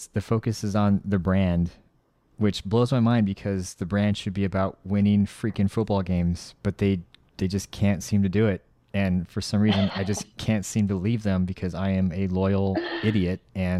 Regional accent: Rio Rico, Arizona, United States; also born or lived in Tucson, Arizona / Texas; I was born in Tucson, lived 1 year in Texas, came back to the small town called Rio Rico, which is south of Tucson.

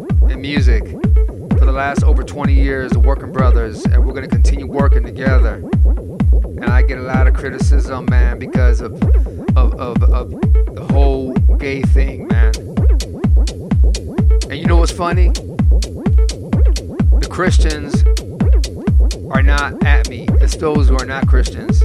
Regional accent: Cleveland, Ohio, United States; my hometown of Cleveland

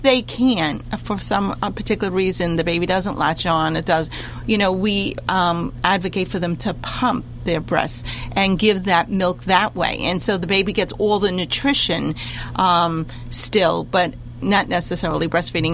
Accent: New York City, New York, United States; I come from the Bronx

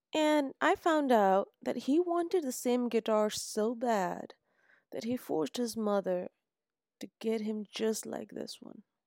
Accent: Islamabad, Islamabad Capital Territory, Pakistan; moved away; also born or lived in Bahawalpur, Punjab, Pakistan; I was born in Pakistan, Bahawalpur, the South Punjab. Was few months old when my father's job brought us to Islamabad. and then it became our home place

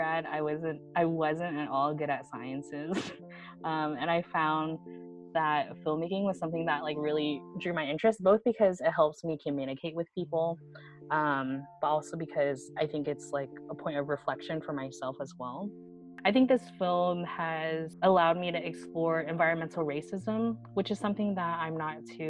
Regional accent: Florida, United States; I'm actually from Florida

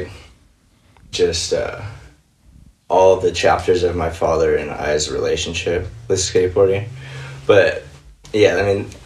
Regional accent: Covina, California, United States; I grew up in Covina, California

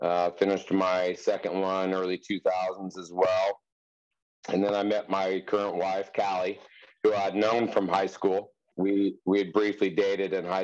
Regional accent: Wheat Ridge, Colorado, United States; now in Durango, United States; I was born and raised in Wheat Ridge, Colorado, on the Front Range near Denver

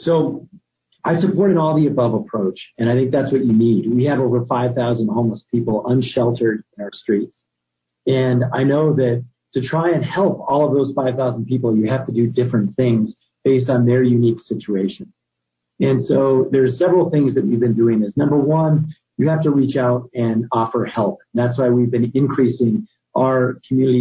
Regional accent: Albuquerque, New Mexico, United States; was born and raised in Albuquerque

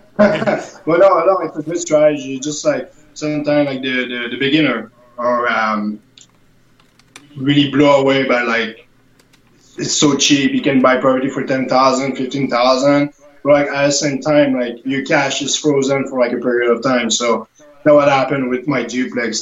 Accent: Canada; as a Canadian

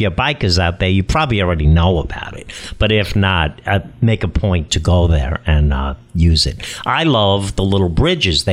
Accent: Brentwood, New York, United States; also born or lived in Bronx, New York; I was a kid who grew up in Brentwood after I came out from the Bronx

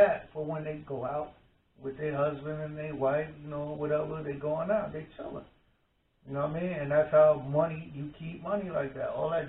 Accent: Mount Vernon, New York, United States; moved away; Growing up in Mount Vernon

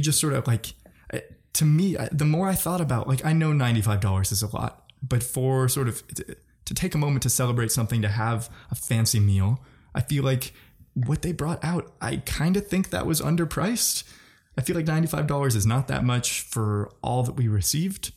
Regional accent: Missouri, United States; I'm from Missouri

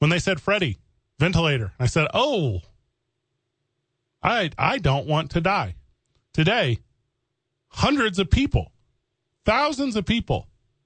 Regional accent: Missouri, United States; moved away; I'm from Missouri.

